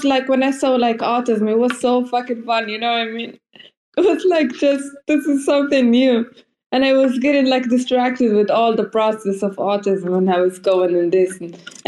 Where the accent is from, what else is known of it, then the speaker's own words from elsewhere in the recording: Frankfurt, Hesse, Germany; English is a second language; also born or lived in Karlsruhe; I'm like from Frankfurt, but this time I'm here now in Karlsruhe, so in another city.